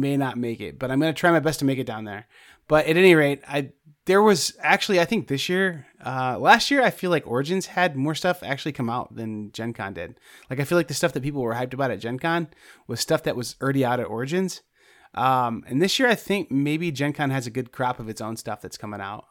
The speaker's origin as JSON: {"language": "English", "region": "Indiana", "country": "United States", "said": "I'm from Indiana"}